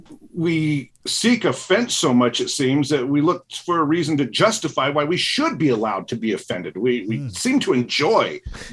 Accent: Utah, United States; I'm from Utah and we have that messed up dialect.

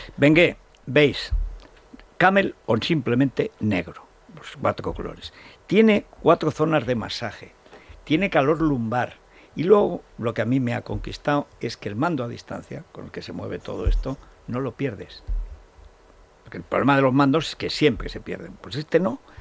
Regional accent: Aragon, Spain; como estoy sufriendo yo en mi pueblo y en todo Aragón

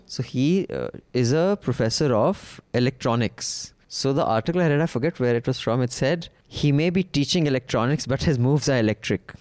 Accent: India

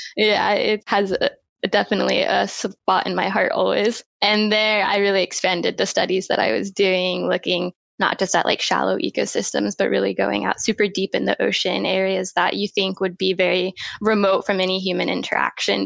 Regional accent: Florida, United States; now in Wellington, New Zealand; I grew up in Florida, which is a good place to get involved in the ocean for sure, mm, because mm, we're surrounded by the ocean there. I grew up on the Gulf Coast

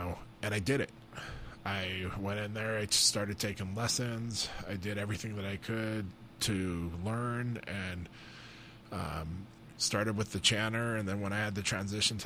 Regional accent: Butte, Montana, United States; I grew up in Butte, Montana

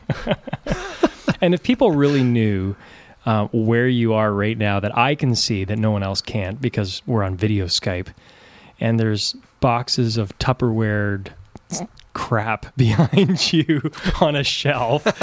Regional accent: Ontario, Canada; now in East Coast, Canada; I'm from Canada, born and raised in Ontario, but now I'm in the East Coast.

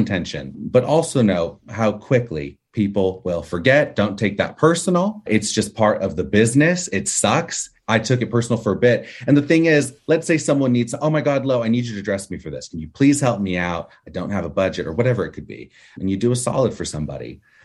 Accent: Orange County, California, United States; I was born here in the States, in California, in Orange County, California

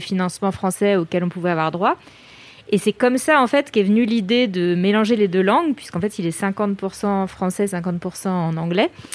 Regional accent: France; je suis française

